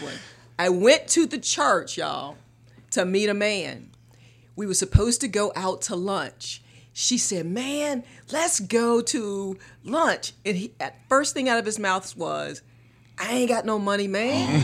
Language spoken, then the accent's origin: English; Morehead City, North Carolina, United States; moved away as an adult; also born or lived in Little Rock, Arkansas; now in Charlotte, United States; I'm from Morehead City, North Carolina, Carolina girl, East Coast girl